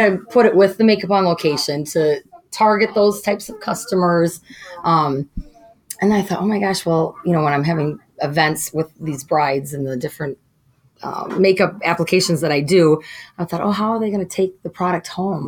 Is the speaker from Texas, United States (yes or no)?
no; Wisconsin, United States; moved away as an adult; now in Coon Rapids, United States; I grew up in Wisconsin on a farm, 65 acres